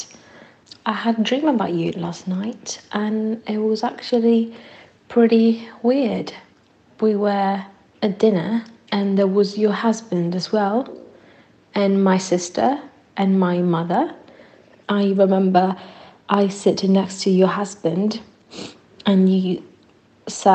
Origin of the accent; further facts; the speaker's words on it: Italy; English is a second language; moved away; I'm from Italy